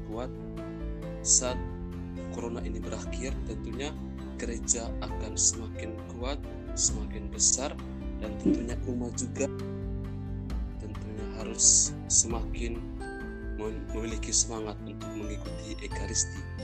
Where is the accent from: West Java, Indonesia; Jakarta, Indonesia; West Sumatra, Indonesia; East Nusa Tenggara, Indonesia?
East Nusa Tenggara, Indonesia; Ruteng; saya berasal dari Ruteng Manggarai